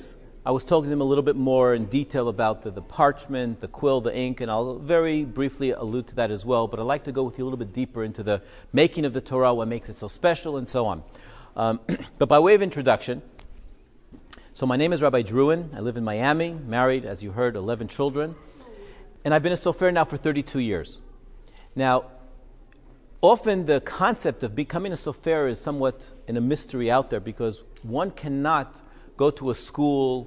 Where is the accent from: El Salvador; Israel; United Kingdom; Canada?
Israel; I was growing up in Israel, we made Aliyah when I was 6